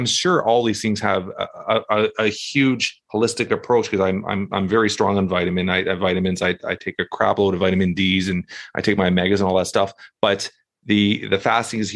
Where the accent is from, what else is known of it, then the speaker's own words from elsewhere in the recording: Canada; I'm from Canada and we're cold.